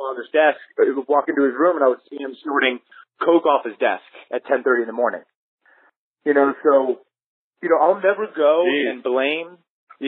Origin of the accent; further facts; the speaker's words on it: Orlando, Florida, United States; I'm from Orlando, Florida